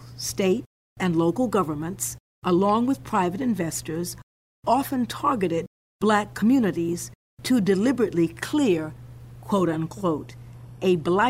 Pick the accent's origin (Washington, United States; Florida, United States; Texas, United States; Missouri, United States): Florida, United States; Eatonville; Eatonville, my hometown. I enjoyed an almost idyllic childhood, surrounded by family and neighbors.